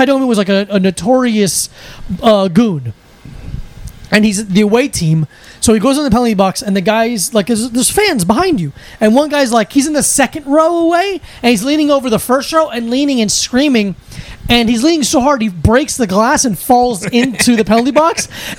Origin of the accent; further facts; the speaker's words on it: New Jersey, United States; born there; I'm a Devils fan because I was born in New Jersey.